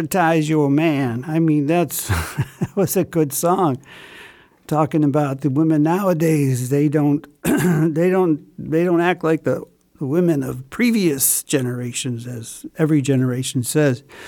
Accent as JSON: {"language": "English", "town": "Chicago", "region": "Illinois", "country": "United States", "tie": "born or raised there", "said": "from Chicago, my hometown"}